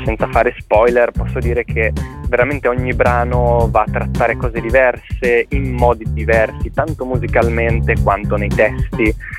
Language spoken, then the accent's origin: Italian; Liguria, Italy; noi che siamo liguri, ci sentiamo molto legati a questa terra